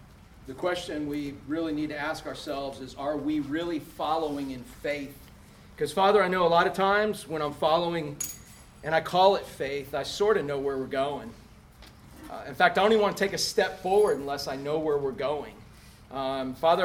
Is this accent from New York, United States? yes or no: no; Orlando, Florida, United States; moved away as an adult; growing up in Orlando, watching it go from a cow town to what it is, before we left 15 years ago